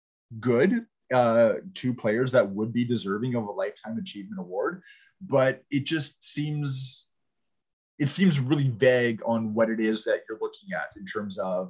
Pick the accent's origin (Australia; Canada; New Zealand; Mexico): Canada; Now, I mean, {S3} we're {S4} Canadian, that's a stretch